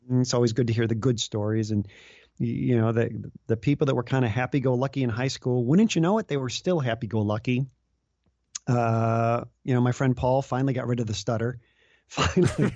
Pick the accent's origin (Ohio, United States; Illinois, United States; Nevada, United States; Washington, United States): Illinois, United States; Chicago; moved away as an adult; I grew up in the Chicago area